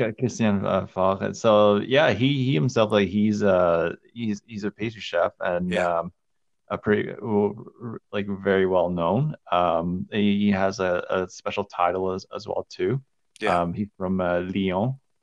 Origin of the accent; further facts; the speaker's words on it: Calgary, Alberta, Canada; also born or lived in Montreal; I grew up here in Calgary.